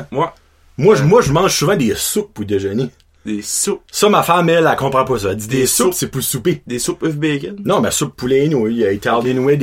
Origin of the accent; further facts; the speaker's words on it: Châteauguay, Quebec, Canada; je viens de Châteauguay au Québec